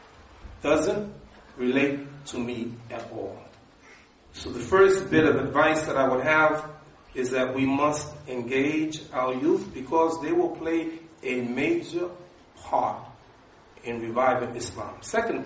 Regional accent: New York, United States; I'm from New York

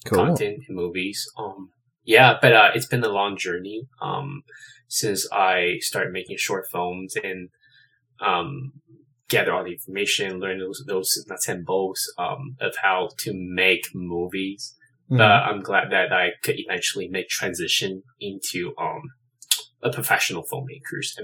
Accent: China; moved away as an adult; now in Los Angeles, United States; I am originally from China. I moved to LA roughly 8-9 years ago

